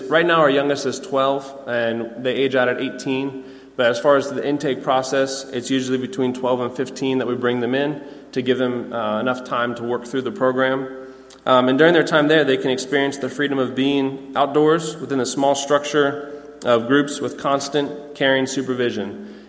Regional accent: Pennsylvania, United States; I came down from Pennsylvania, and I started at the boys' camp back in 2010.

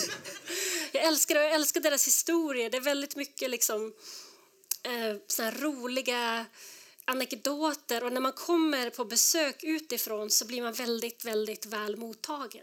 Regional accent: Skellefteå, Västerbotten County, Sweden; moved away as an adult; now in Denver, United States; jag är född och uppvuxen i, i Nordsverige

